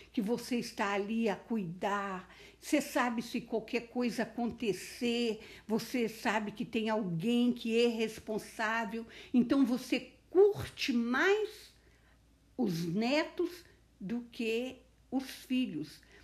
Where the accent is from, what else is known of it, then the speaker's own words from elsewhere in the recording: Alto Caparaó, Minas Gerais, Brazil; moved away; eu fui criada numa cidadezinha muito simples, uma cidade pequena. Eu sou do Alto Caparaó